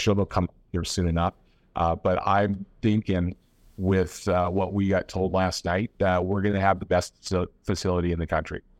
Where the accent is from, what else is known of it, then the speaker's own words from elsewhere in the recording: Nanaimo, British Columbia, Canada; moved away; that was my hometown.